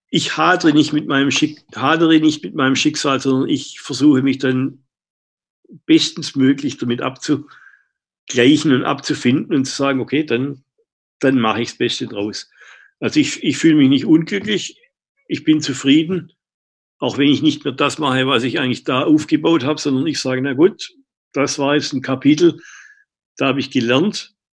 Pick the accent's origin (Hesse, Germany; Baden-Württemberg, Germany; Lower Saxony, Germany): Baden-Württemberg, Germany; Stuttgart; moved away as an adult; now in New Zealand; als Stuttgarter